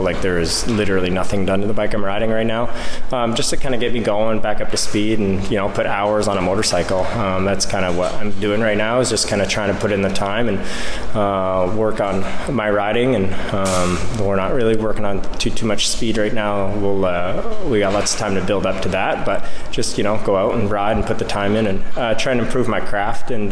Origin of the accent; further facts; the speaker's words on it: Canada; as a Canadian